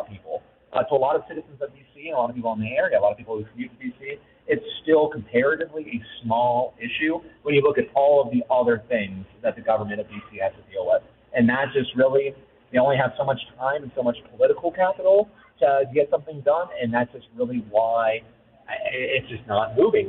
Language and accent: English; District of Columbia, United States; I grew up in the suburbs of D.C.